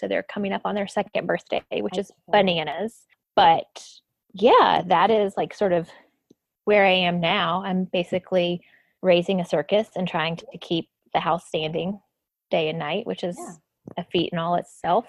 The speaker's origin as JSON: {"language": "English", "town": "Lexington", "region": "North Carolina", "country": "United States", "tie": "born or raised there", "moved": "as an adult", "said": "where I'm from, I grew up in North Carolina, so this is home"}